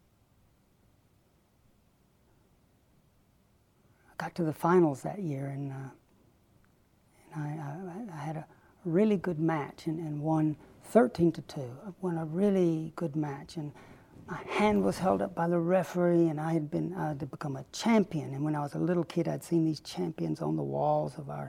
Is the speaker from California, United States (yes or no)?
no; Chattanooga, Tennessee, United States; Growing up in Chattanooga, Tennessee, I was regularly informed we were going to hell